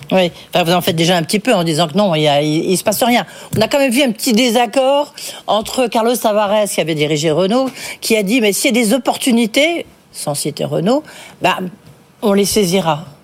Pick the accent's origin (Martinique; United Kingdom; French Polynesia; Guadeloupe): United Kingdom; England; French is a second language; now in France; Je suis anglaise avec nationalité